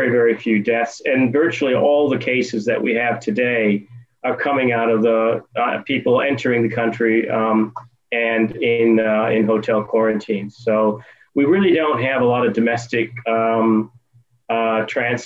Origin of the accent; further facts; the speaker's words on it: Detroit, Michigan, United States; moved away as an adult; also born or lived in Germany; now in Australia; I was born in the United States in Detroit, Michigan